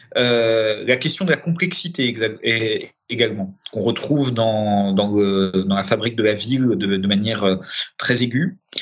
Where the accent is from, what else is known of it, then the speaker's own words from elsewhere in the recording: Paris, Île-de-France, France; also born or lived in Romania; parisien de, pas de naissance, mais d'éducation